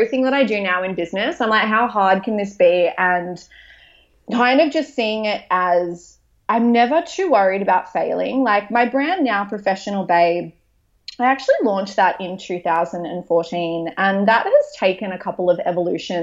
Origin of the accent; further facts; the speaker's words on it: Maitland, New South Wales, Australia; I opened a Pilates studio in my hometown of Maitland